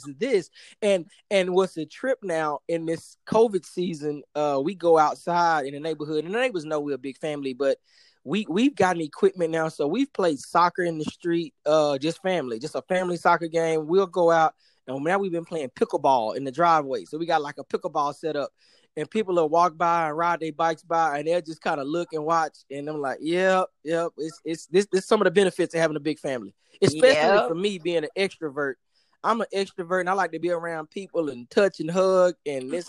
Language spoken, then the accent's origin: English; Dallas, Texas, United States; moved away as an adult; now in Miami, United States; born and raised in Dallas